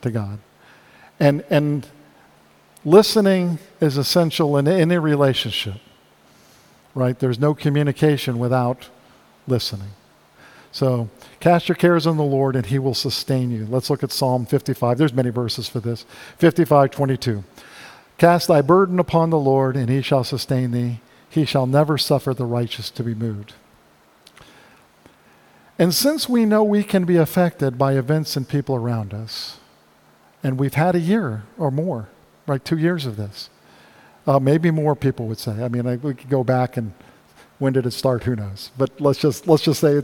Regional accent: South Florida, United States; growing up in South Florida

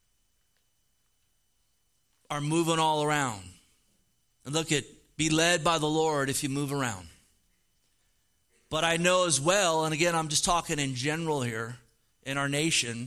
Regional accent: California, United States; also born or lived in Oregon; Born and raised in the Golden State

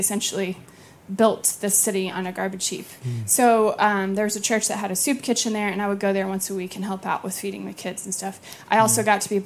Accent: Blacksburg, Virginia, United States; moved away as an adult; I'm from Blacksburg, Virginia

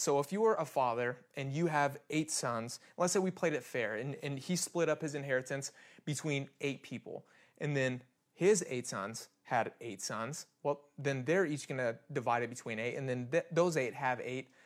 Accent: Kansas, United States; I'm born and raised in Kansas

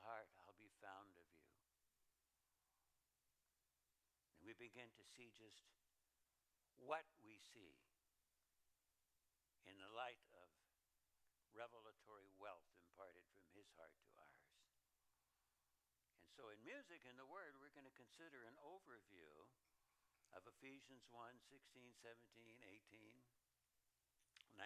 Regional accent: Idaho, United States; I come from Idaho

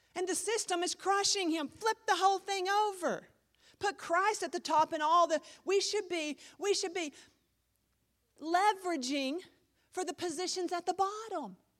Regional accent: United States; I'm an American

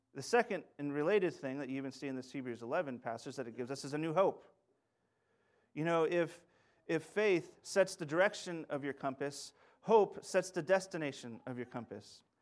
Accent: Sunnyside, Washington, United States; also born or lived in Saint Louis; now in Yakima, United States; I'm from the Yakima Valley, a little town that's actually connected to, to Linden a little bit with its Dutch, uh, heritage, it's Sunnyside

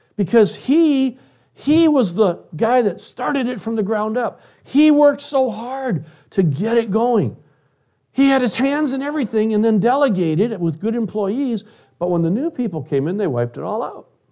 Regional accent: Detroit, Michigan, United States; When I was a kid, I grew up in Detroit, Michigan

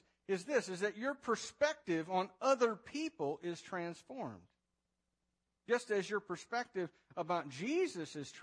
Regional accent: United States; As an American

